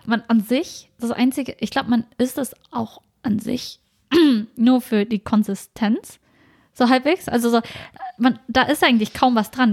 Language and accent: German; Germany; wir sind uns hier in Deutschland aufgewachsen